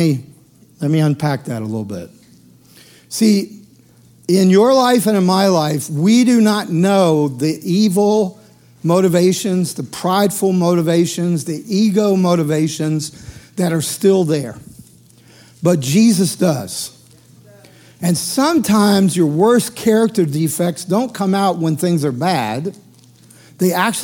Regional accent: the South, United States; I grew up in the South.

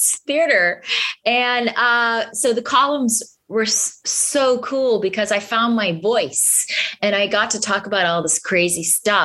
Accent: Boston, Massachusetts, United States; I'm from Boston and teach there

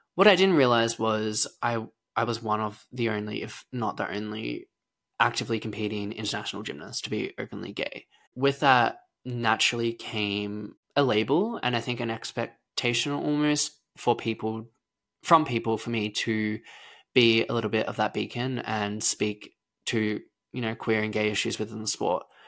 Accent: Lara, Victoria, Australia; I was born in Lara, Victoria, a small rural town in Australia, and I grew up on a farm

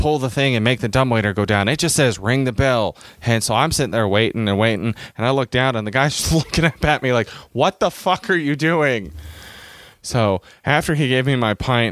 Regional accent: United States; I'm from America

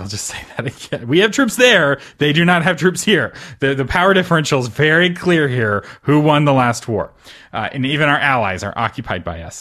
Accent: United States; I'm an American

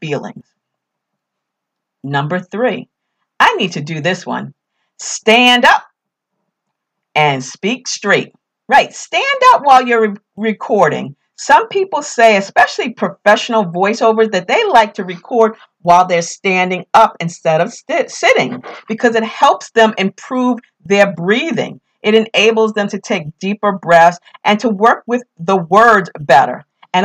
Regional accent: New York, United States; accent: New York; my New York accent

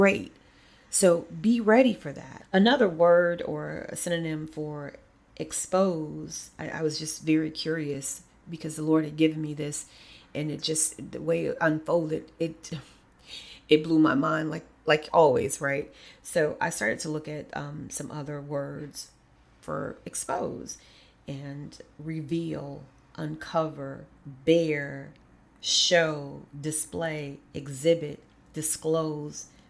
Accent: Kankakee, Illinois, United States; moved away; Kankakee is my hometown in so many ways

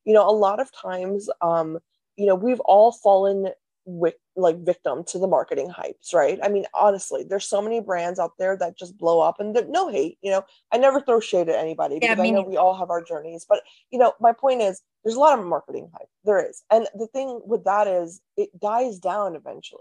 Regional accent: North India, India; I'm Indian, I'm North Indian

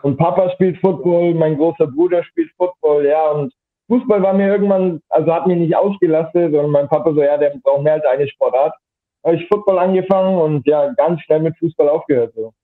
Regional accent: Rothenburg ob der Tauber, Bavaria, Germany; ich komme aus Mittelfranken, Rotenburg ob der Tauber heißt

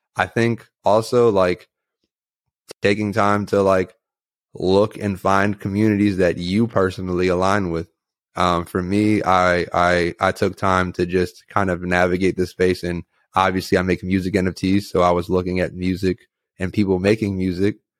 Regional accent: Takoma Park, Maryland, United States; I'm from Tacoma Park, Maryland

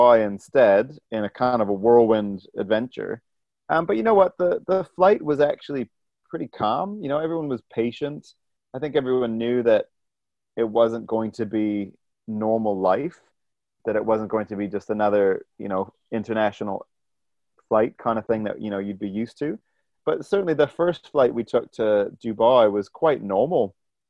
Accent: Ontario, Canada; moved away as an adult; also born or lived in New Zealand / Sudan; I'm a Canadian who's lived in New Zealand, you know, for 15 years now. And so my family in Canada, certainly in Ontario

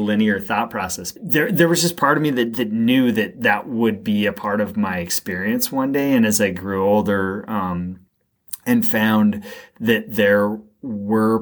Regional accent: Greater Boston, Massachusetts, United States; I grew up in a commuter, a fairly affluent town west of Boston

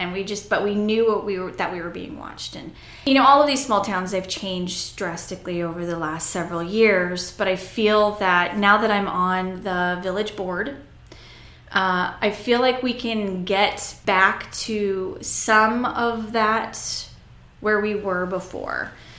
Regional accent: Staplehurst, Nebraska, United States; I've actually been born and raised in Seward County, graduated in 93. Part of my growing up was in Staplehurst. And so I lived there for several years, actually, and grew up with a lot of amazing people. So yeah, just pretty much been here my whole life.

